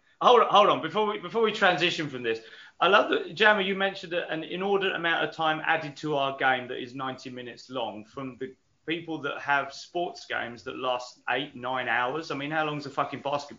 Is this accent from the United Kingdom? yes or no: yes; England, United Kingdom; As an English guy